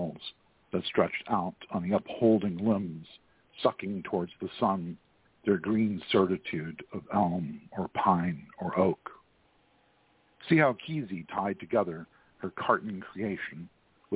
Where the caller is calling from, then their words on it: Houston, Texas, United States; I'm calling from Houston, Texas